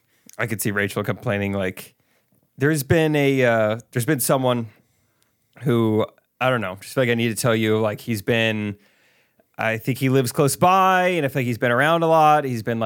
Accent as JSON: {"language": "English", "region": "Iowa", "country": "United States", "said": "I'm from Iowa. I don't know."}